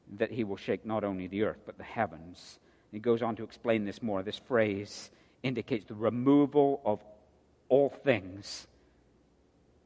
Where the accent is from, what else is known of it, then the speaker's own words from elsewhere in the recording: United Kingdom; now in United States; a Brit